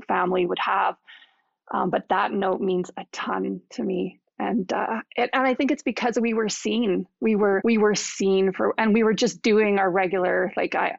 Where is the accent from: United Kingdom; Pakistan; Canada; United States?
Canada; we're Canadian.